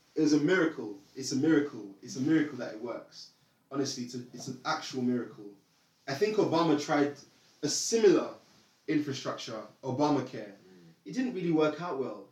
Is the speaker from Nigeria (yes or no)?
yes; Nigeria; moved away; I'm Nigerian